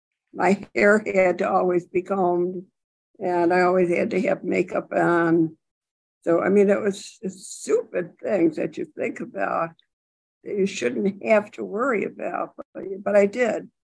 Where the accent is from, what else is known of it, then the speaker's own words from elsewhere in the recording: Buffalo, New York, United States; I wasn't from a big city. I was from Buffalo